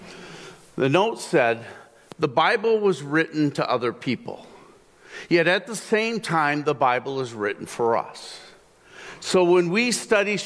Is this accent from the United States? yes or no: yes; Zeeland, Michigan, United States; I grew up in Zealand